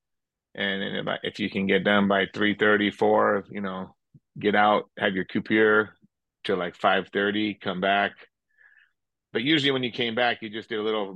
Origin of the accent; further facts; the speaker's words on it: United States; also born or lived in Paris; I was the only American